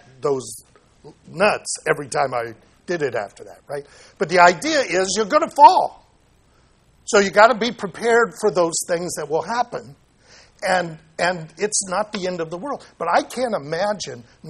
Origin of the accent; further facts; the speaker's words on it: Santa Ana, California, United States; I grew up in Santa Ana